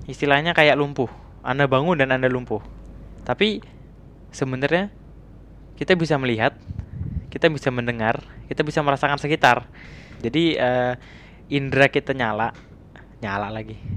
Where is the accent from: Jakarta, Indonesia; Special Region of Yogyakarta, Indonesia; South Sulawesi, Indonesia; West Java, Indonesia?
Jakarta, Indonesia; saya dari Jakarta